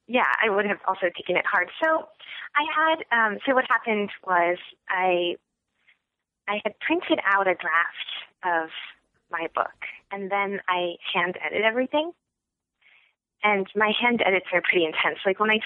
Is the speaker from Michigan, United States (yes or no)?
yes; Michigan, United States; also born or lived in Evanston, United States / New York, United States / New Jersey, United States; so I was born in Evanston, where my dad was a graduate student at Northwestern, and then we moved to upstate New York, and then we moved to New Jersey, and then we moved to Michigan.